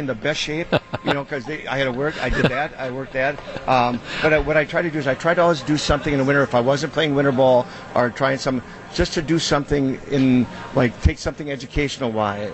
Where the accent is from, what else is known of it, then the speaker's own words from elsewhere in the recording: Wisconsin, United States; born and raised in Wisconsin